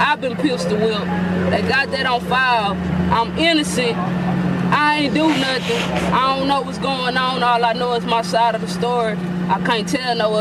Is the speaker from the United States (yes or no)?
yes; Texas, United States; I'm from Fort Worth, Texas, and I'm a female.